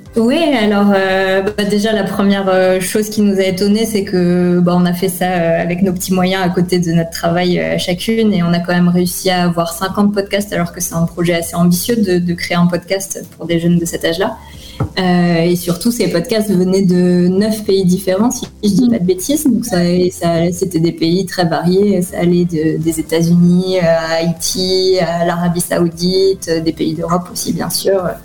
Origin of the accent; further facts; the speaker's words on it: Clermont-Ferrand, Auvergne-Rhône-Alpes, France; moved away as an adult; also born or lived in Paris; now in Tel Aviv, Israel; je suis née à Clermont-Ferrand en France